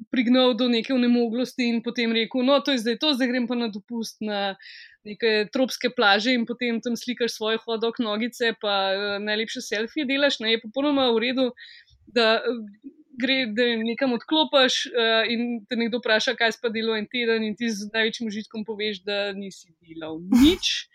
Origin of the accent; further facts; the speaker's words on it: Ljubljana, Slovenia; jaz sem iz Šiške